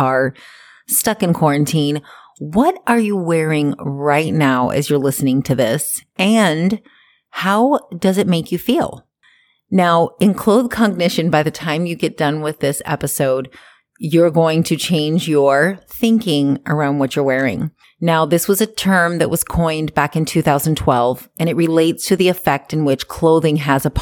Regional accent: Hawaii, United States; moved away as an adult; now in Canada; I grew up in Hawaii

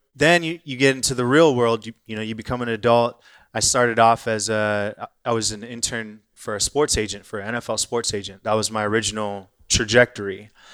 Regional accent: Irvine, California, United States; moved away as an adult; also born or lived in Inglewood, Los Angeles / England / San Francisco; now in Austin, United States; grew up in Orange County. So, just south of L A. Graduated high school in Irvine, California

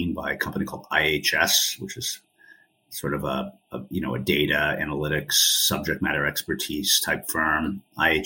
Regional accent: New York City, New York, United States; also born or lived in Connecticut / Maine; I grew up in New York City. I grew up in Manhattan on the Upper East Side

